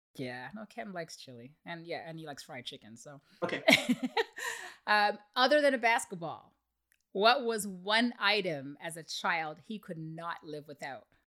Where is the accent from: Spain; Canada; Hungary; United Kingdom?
Canada; I'm Canadian